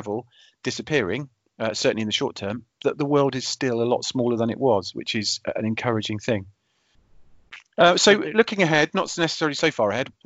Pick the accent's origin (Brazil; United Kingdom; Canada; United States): United Kingdom; being British